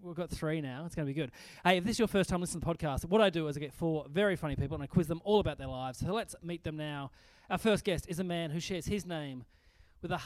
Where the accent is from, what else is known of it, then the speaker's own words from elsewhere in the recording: Burnie, Tasmania, Australia; also born or lived in Launceston, Tasmania; I moved when I was 17 out of Burnie to Launceston